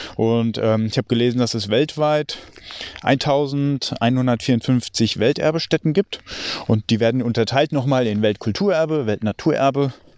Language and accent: German; Germany; also born or lived in near Frankfurt; bei uns in Deutschland